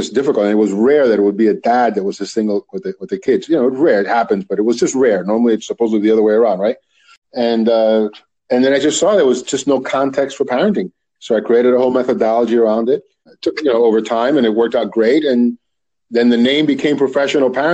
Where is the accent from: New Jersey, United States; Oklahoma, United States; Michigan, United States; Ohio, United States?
New Jersey, United States; Union City; also born or lived in Washington Heights, New York; I grew up in Union City, between Union City and Washington Heights in New York, but mostly Union City is where I did my schooling, my actual elementary and high school